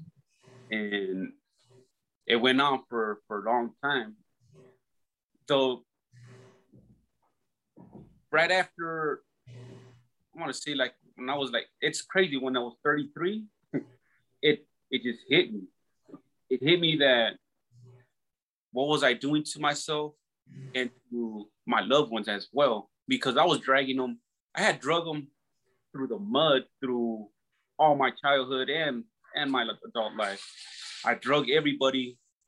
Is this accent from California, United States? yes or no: yes; Los Angeles, California, United States; I grew up in Southeast LA in California